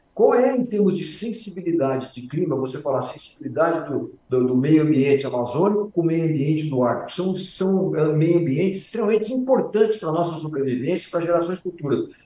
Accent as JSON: {"language": "Portuguese", "country": "Brazil", "said": "nós, como brasileiros"}